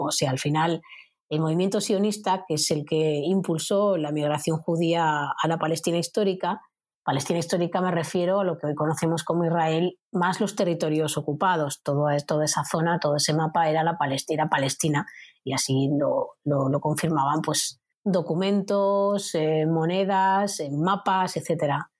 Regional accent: Spain; como española

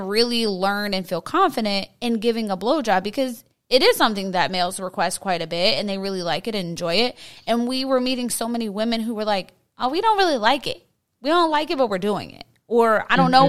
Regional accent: Pittsburgh, Pennsylvania, United States; we're both from Pittsburgh, and it was just, we come from such a conservative city

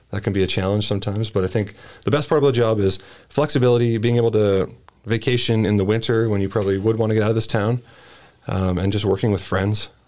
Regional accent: Edmonton, Alberta, Canada; I grew up in the West End, lived in St. Albert, had to move to the center

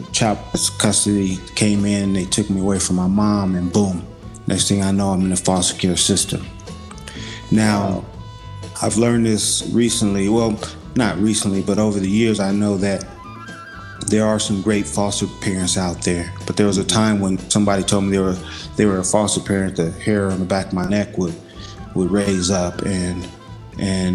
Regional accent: Los Angeles, California, United States; I'm originally from South Central LA.

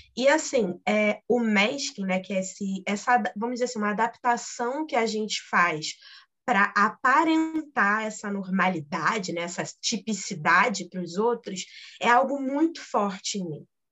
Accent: Rio de Janeiro, Brazil; sou do Rio de Janeiro

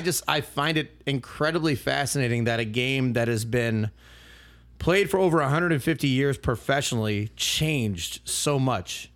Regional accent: Milwaukee, Wisconsin, United States; I'm from Milwaukee

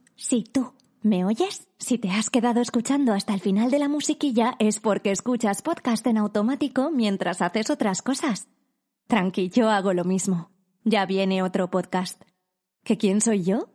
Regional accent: Catalonia, Spain; Como buen catalán que soy

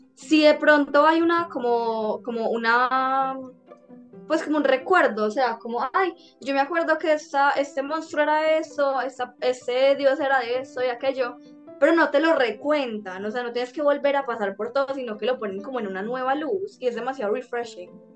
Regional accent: Antioquia, Colombia; súper antioqueña de mi parte

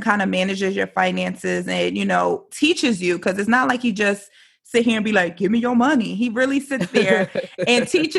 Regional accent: New York City, New York, United States; moved away; I'm from New York originally

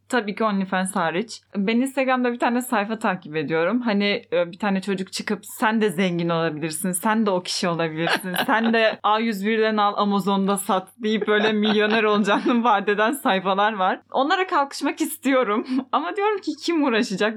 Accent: Fethiye, Muğla, Turkey; Ben Fethiye'liyim

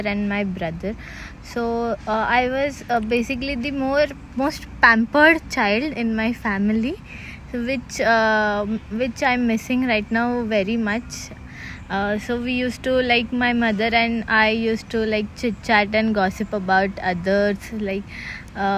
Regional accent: Mumbai, Maharashtra, India; moved away as an adult; now in Bangalore, India; from Mumbai

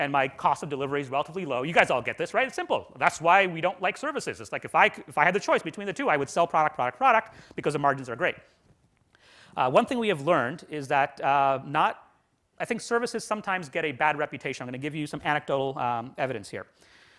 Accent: India; I'm from India

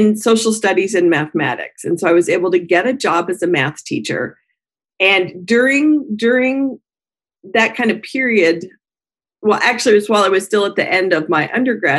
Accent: Colorado, United States; moved away; I am a Colorado native, so in the United States, born and raised in Colorado

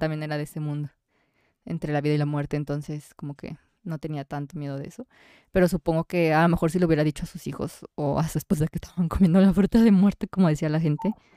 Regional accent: Mexico; nosotros somos mexicanos

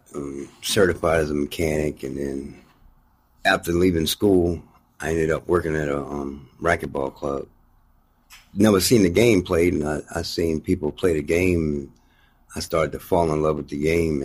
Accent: Laurel, Maryland, United States; born or raised there; also born or lived in Baltimore, Maryland / Odenton, Maryland

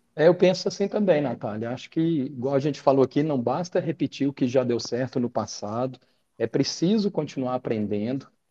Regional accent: Minas Gerais, Brazil; nós somos mineiros

